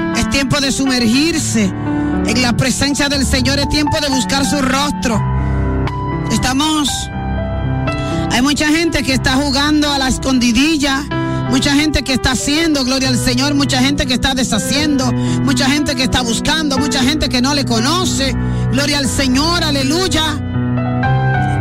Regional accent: Villa Altagracia, San Cristóbal, Dominican Republic; yo me crié un tiempo en Villa Altagracia

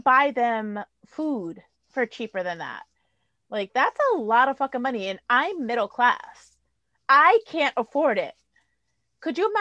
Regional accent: New Haven, Connecticut, United States; I'm poor. I grew up in New Haven.

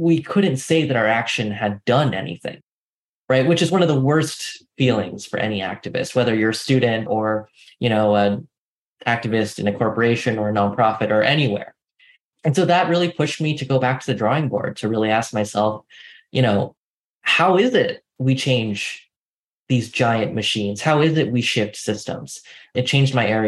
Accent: San Francisco Bay Area, California, United States; I grew up in the San Francisco Bay Area on the peninsula in a relatively small town.

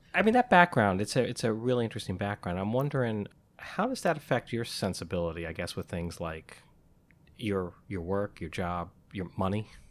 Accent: Albany, New York, United States; also born or lived in Syracuse; I'm from Albany, and, uh, I went to school in Syracuse.

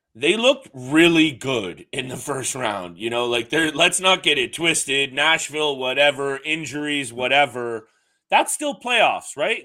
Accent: Canada; we're Canadian

